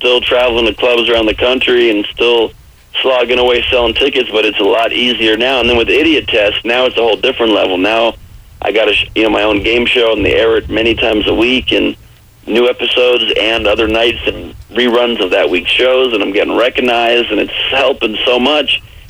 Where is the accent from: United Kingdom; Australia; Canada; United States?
Canada; I'm sorry. I'm Canadian. I'm better than you.